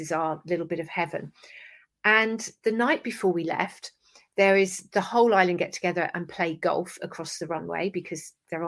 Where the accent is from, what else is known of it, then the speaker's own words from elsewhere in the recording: Somerset, South West England, United Kingdom; accent: English; England, Somerset